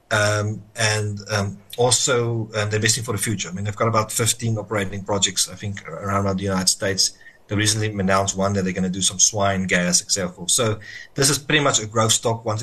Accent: South Africa; I think the problem for me as a South African investor is how much are we going to be diluted

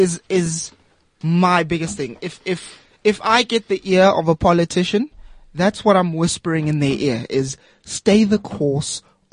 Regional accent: Margate, KwaZulu-Natal, South Africa; moved away; also born or lived in Eastern Cape; I grew up in Penny Sparrow country. Right. Where's that? Margate.

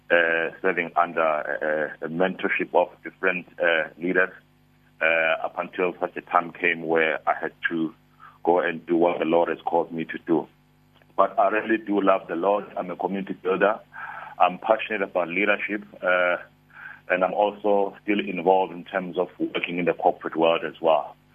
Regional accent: Harding, KwaZulu-Natal, South Africa; I'm from Harding in the south Oh of KZN, okay uh, uh -huh. close to Port Chepstow market

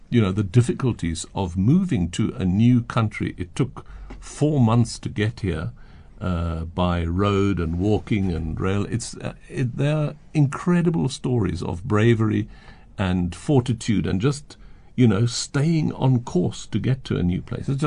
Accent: South Africa; I was from South Africa.

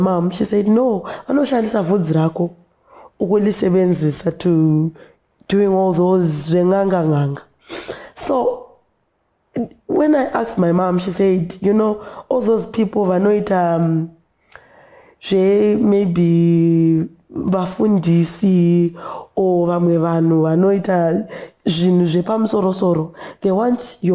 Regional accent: Binga, Matabeleland North, Zimbabwe; I grew up in Binga, in Samende

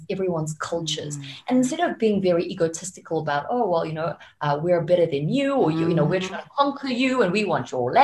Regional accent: Japan; now in South Africa; I was living in Japan, right? Because I was born in Japan.

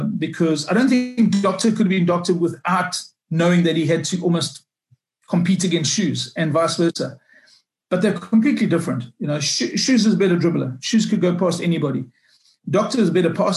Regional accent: Durban, KwaZulu-Natal, South Africa; when I was like 15, 16 years old, growing up in Durban

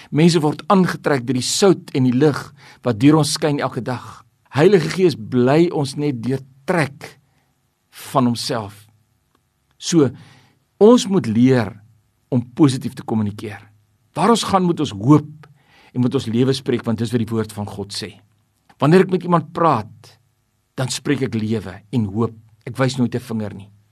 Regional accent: South Africa; ons is mos hier in Suid-Afrika grootgemaak

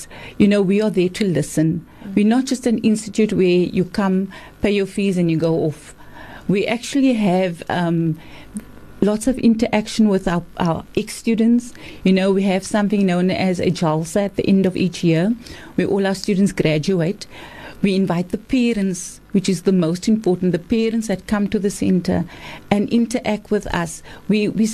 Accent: Cape Town, Western Cape, South Africa; I'm from Cape Town.

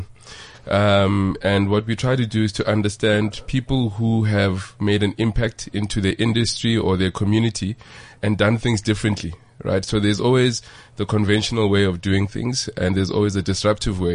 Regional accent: Soweto, Gauteng, South Africa; I'm from Deep Kloof myself

